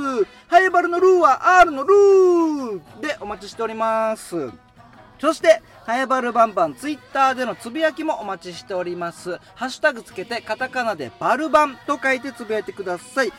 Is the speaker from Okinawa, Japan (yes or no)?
yes; Haebaru, Okinawa, Japan; 僕、ハ原町出身で、で、そのさらに地元がハ原町、与那覇というところで